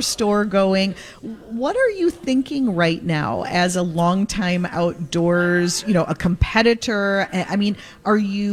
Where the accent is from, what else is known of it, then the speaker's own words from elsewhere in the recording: Minnesota, United States; as a Minnesotan